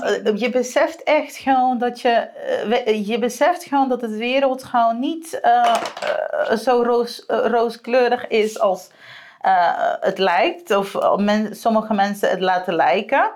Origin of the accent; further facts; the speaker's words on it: Aruba; moved away as an adult; now in Netherlands; ik kom van Aruba